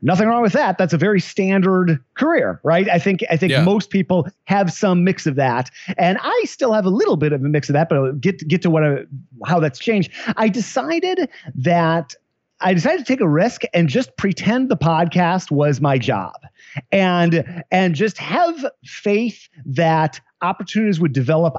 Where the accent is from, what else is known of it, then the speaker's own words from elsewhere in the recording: Midwest, United States; moved away as an adult; also born or lived in Chicago, Illinois; now in San Francisco, United States; I was sort of happy with my life in Chicago. I'm a Midwesterner